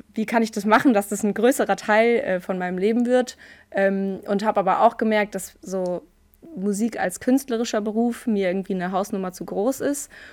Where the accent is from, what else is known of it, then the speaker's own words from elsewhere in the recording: Frankfurt, Hesse, Germany; Ich komme aus Frankfurt, ich bin eine gebürtige Frankfurterin